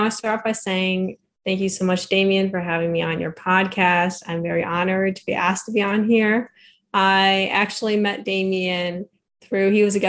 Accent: Northwest Chicago suburbs, Illinois, United States; I'm actually from Northwest Chicago suburbs. Okay. And this is where I've grown up and lived for the entirety of my life.

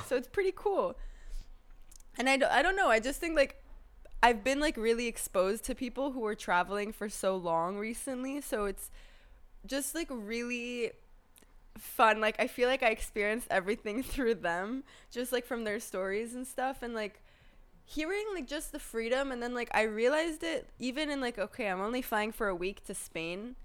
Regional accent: Thailand; moved away; we grew up in Thailand together as kids

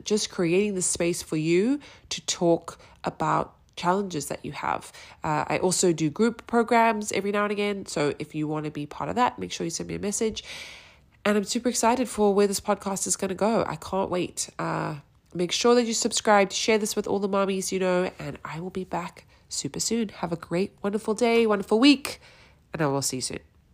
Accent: South Africa; also born or lived in New York, United States; now in Austin, Texas, United States; I'm a South African living in Austin, Texas, via New York

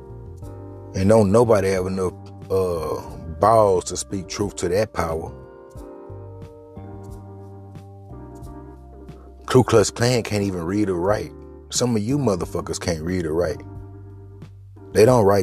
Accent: United States; I was raised in America

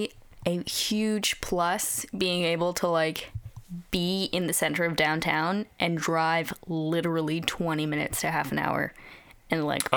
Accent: Burnaby, British Columbia, Canada; also born or lived in New Westminster; I grew up in Burnaby in New West.

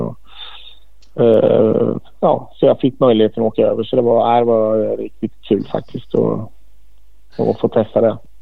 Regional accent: Sweden

